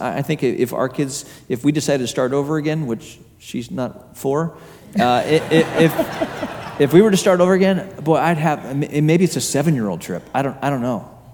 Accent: Hong Kong; moved away; I, I grew up in Hong Kong um, as a young kid

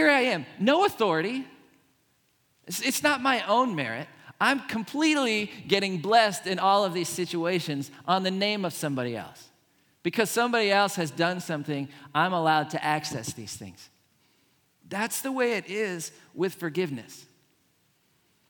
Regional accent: Pittsburgh, Pennsylvania, United States; I grew up in Pittsburgh

